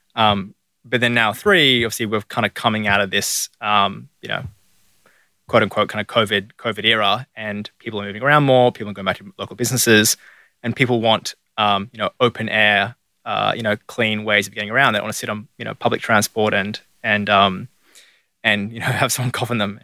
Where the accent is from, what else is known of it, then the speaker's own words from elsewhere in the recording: Sydney, New South Wales, Australia; moved away as an adult; now in Melbourne, Australia; I grew up in Sydney